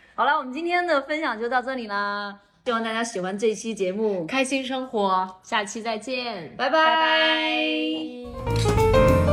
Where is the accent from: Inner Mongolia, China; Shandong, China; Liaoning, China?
Shandong, China; Qingdao; moved away as an adult; also born or lived in Beijing; 我作为一个青岛人，我回去以后我什么都有，我是过得一定很舒服的